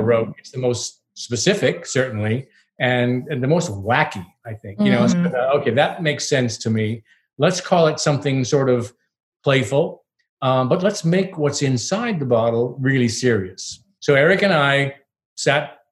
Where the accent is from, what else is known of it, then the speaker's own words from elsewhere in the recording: Eastern Washington, United States; moved away; also born or lived in Yakima / Los Angeles / New York; I'm from Eastern Washington